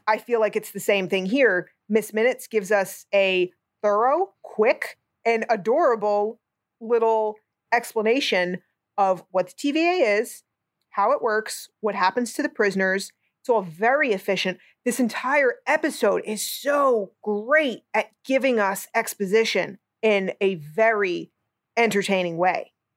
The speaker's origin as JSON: {"language": "English", "region": "New Jersey", "country": "United States", "said": "I'm a moron from New Jersey"}